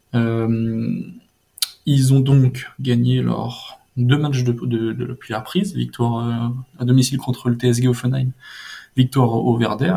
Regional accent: France; nous, en tant que Français

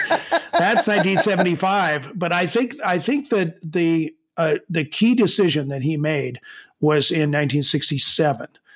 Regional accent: Chicago, Illinois, United States; I grew up in Chicago

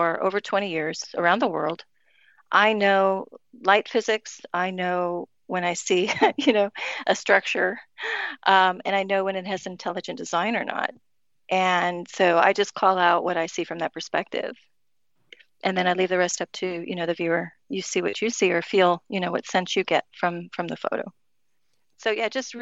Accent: Miami, Florida, United States; we grew up with here in Miami

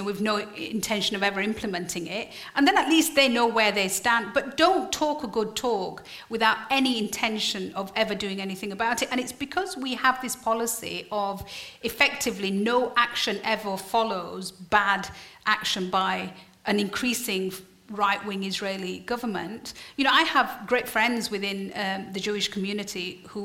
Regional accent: Yorkshire and the Humber, United Kingdom; I'm from Yorkshire.

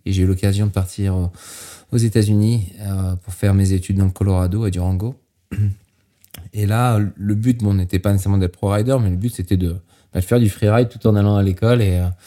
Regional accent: Normandy, France; also born or lived in Saint-Gervais, Mont Blanc massif; now in United States; je suis né en Normandie

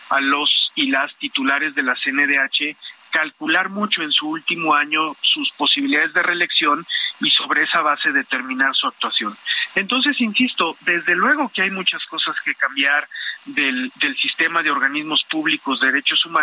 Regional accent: Acapulco, Guerrero, Mexico; Yo soy de Guerrero, yo soy de Acapulco, conozco tu trabajo y es decepcionante

